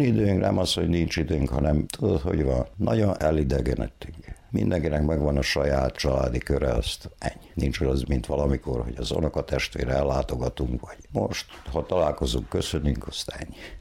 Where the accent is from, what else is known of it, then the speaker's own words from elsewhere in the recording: Torda, Vojvodina, Serbia; now in Mužlja, Serbia; én tordai születésű vagyok, ottan nőttem fel.